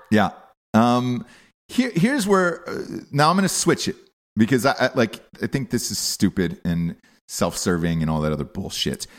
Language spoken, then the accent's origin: English; Atlanta, Georgia, United States; I'm from Atlanta